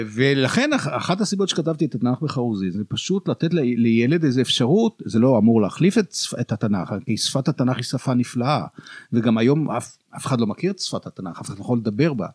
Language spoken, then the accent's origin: Hebrew; Jerusalem, Jerusalem District, Israel; אני הייתי ירושלמי